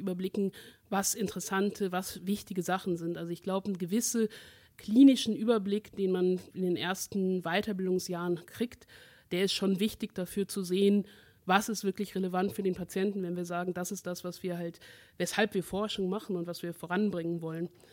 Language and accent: German; Aachen, North Rhine-Westphalia, Germany; ich bin ja aus Aachen